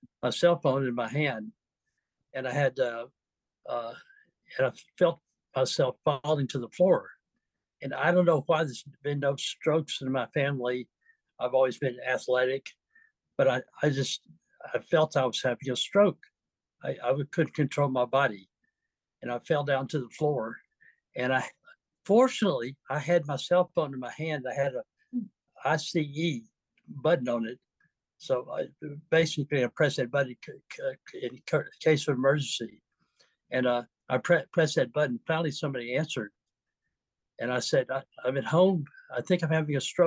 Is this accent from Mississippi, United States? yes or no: yes; Mississippi, United States; moved away as an adult; also born or lived in San Diego, United States; now in Vallejo, United States; I'm from Mississippi originally. Where my family has been for generations